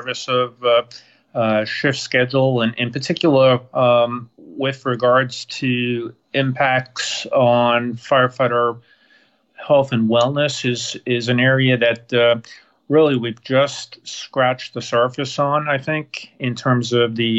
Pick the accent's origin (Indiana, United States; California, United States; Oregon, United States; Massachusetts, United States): Massachusetts, United States; moved away; also born or lived in New Hampshire; So I was born in Massachusetts